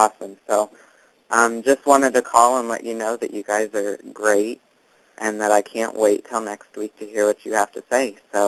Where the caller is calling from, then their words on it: Bourbonnais, Illinois, United States; I'm calling from Bourbonnais, Illinois, from my college dorm room.